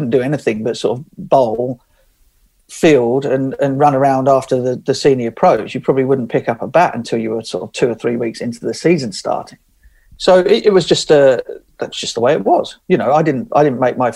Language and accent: English; England, United Kingdom; being an Englishman